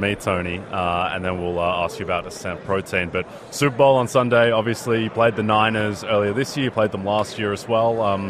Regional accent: Australia; I'm Australian

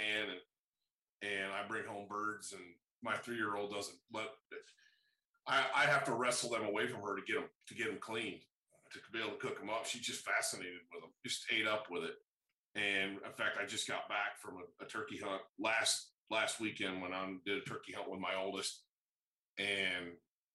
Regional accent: Great Lakes, United States; growing up in the Great Lakes

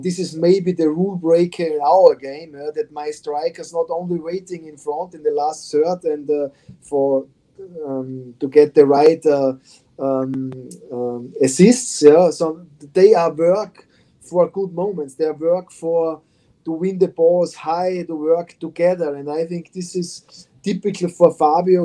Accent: Austria; English is a second language; moved away as an adult; now in Morristown, United States; I come from Austria, and Austria is a small country with small cities.

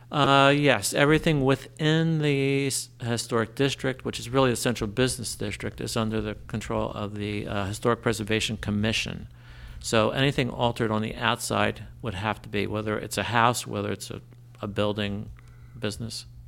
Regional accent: Trenton, New Jersey, United States; now in Lambertville, United States; I grew up in Trenton.

